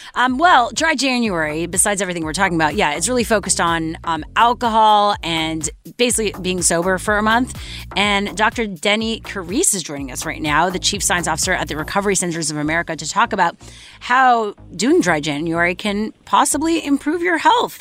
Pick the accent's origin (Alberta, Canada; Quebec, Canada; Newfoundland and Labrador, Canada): Quebec, Canada; Montreal; my hometown of Montreal